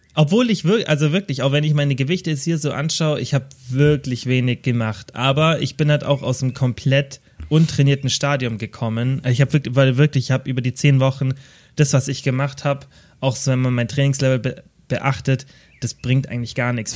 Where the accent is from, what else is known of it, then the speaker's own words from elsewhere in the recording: Kempten, Bavaria, Germany; also born or lived in Stuttgart; bei uns in Kempten